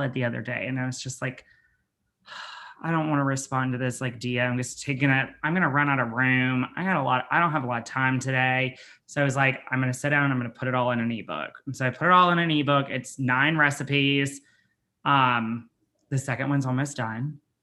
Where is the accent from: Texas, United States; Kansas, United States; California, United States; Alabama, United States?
Alabama, United States; I'm from Alabama and like I grew up poor.